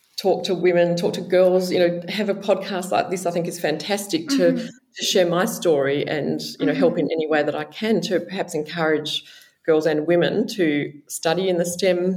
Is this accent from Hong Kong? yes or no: no; Perth, Western Australia, Australia; moved away as an adult; also born or lived in Sydney, New South Wales; now in Melbourne, Australia; I grew up in Perth in Western Australia